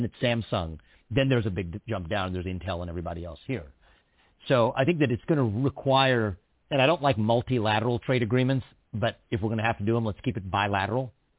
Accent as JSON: {"language": "English", "region": "Ohio", "country": "United States", "said": "near where I live, actually in my home state of Ohio"}